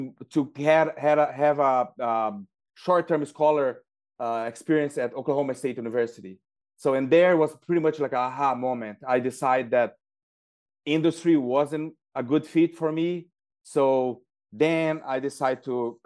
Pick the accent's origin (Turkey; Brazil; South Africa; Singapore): Brazil; Uraí, Paraná; now in United States; I'm originally from Brazil, and I grew up in a small town called Urai